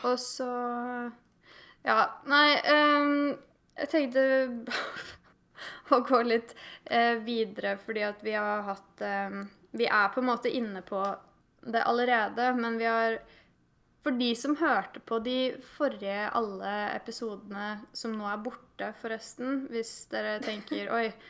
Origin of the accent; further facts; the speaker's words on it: Eidsvoll, Akershus, Norway; moved away as an adult; now in Tromsø, Norway; Jeg er fra Eidsvoll